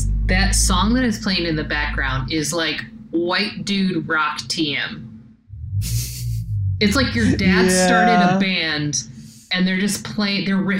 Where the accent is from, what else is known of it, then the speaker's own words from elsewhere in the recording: Los Angeles, California, United States; moved away; I am originally from Southern California and the Los Angeles area